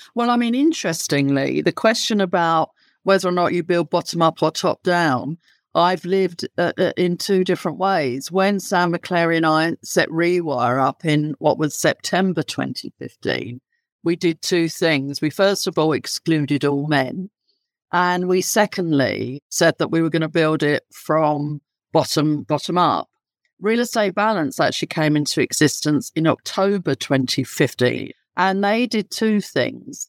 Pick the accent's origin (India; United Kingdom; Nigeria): United Kingdom; London; accent: London; my accent would indicate I'm very, very much London born and bred.